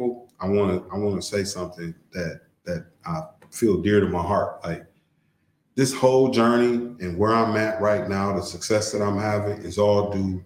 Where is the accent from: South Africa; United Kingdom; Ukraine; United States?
United States; Toledo, Ohio; moved away as an adult; now in Rio Hondo, United States; I'm originally from Toledo, Ohio